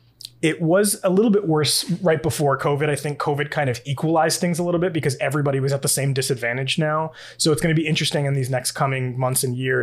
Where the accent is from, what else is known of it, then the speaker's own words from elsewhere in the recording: New York, United States; I'm coming from New York, you're coming from Massachusetts, even the Northeast in general, just not just New England, but the Northeast in general, we're very talkative people, we're very emotive people.